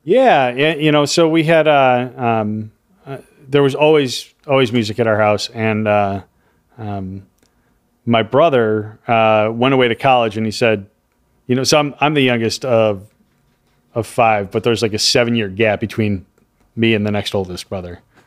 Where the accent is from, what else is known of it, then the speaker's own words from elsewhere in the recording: Chicago, Illinois, United States; moved away as an adult; also born or lived in Miami / Florida; I'm from Chicago.